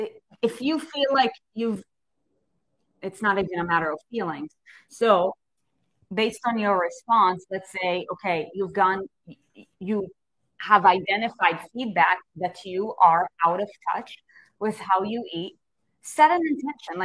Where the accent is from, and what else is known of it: United States